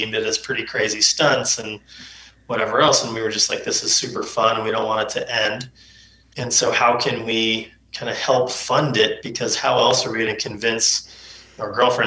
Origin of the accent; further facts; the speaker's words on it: California, United States; They raised my brother and I up at Lake Tahoe.